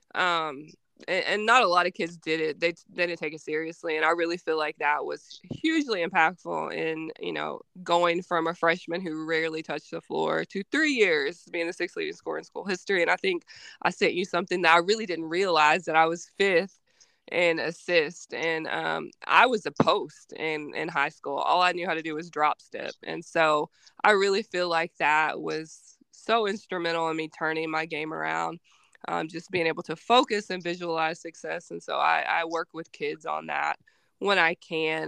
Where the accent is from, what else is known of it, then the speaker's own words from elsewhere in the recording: Arkansas, United States; also born or lived in Missouri; born and raised in Arkansas.